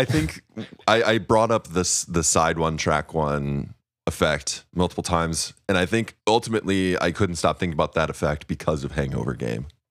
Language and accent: English; Missouri, United States; growing up in Missouri